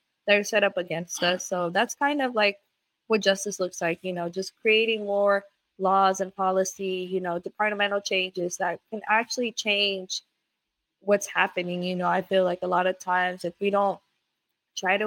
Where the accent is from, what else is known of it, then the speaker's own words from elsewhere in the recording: San Francisco, California, United States; born and raised in the Bay Area, in San Francisco specifically